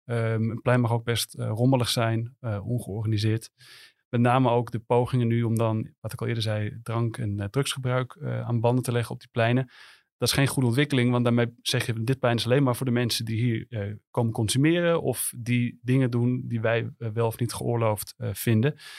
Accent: Amsterdam, North Holland, Netherlands; als Amsterdammer

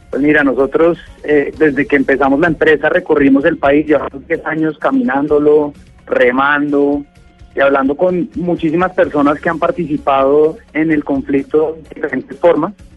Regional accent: Colombia; todos somos colombianos, todos habitamos este territorio

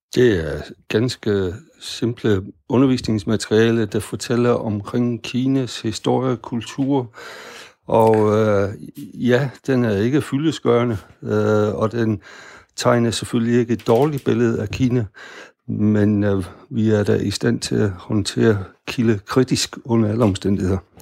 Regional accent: Denmark; vi som danskere

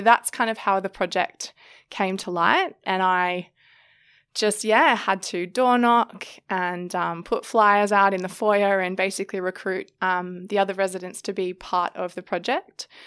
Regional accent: Sydney, New South Wales, Australia; I grew up in Sydney

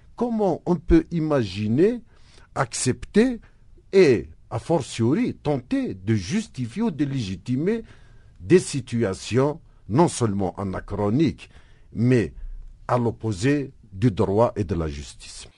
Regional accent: Algeria; moved away as an adult; now in South Africa; en tant qu'Algérien, euh, il m'arrivait d'éviter de porter une cravate euh, dehors pour me rendre à mon boulot.

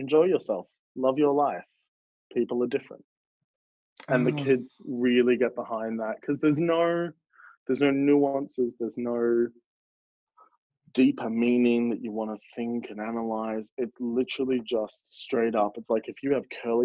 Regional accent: Melbourne, Victoria, Australia; I grew up in the outer suburbs of the east, but the eastern suburbs of Melbourne are still very like safe and progressive.

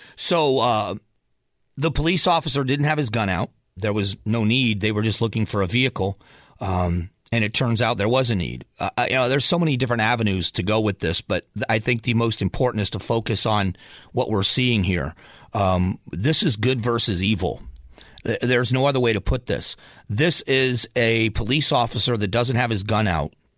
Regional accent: Southwest Florida, United States; also born or lived in Cleveland, Ohio; I was born in Cleveland, Ohio, grew up in Southwest Florida

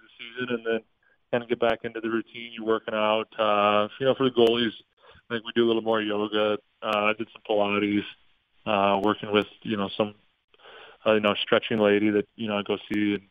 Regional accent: St. Louis, Missouri, United States; also born or lived in Denver; now in Dallas, United States; I was born in Denver, and I was only there for 8 months. So I, you know, pretty much grew up, still go back to St. Louis in the summers, and that's still home

